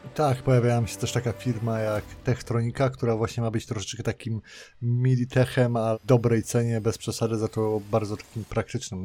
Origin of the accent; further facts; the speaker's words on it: Poland; W Polsce się urodziłem